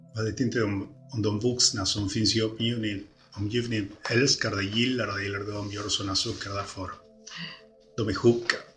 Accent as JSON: {"language": "Swedish", "region": "Montevideo", "country": "Uruguay", "tie": "born or raised there", "moved": "yes", "lives_now": "Sweden"}